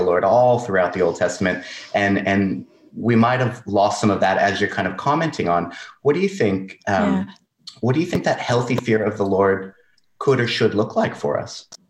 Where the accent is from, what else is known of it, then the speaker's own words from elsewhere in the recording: Southern California, United States; moved away as an adult; I'm from Southern California